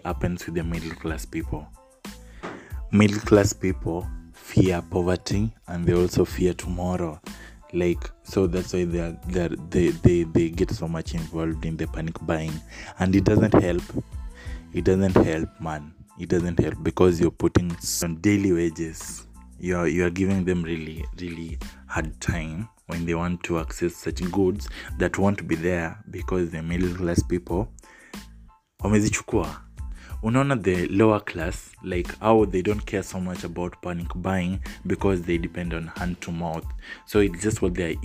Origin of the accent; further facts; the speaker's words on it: Kenya; I'm Kenyan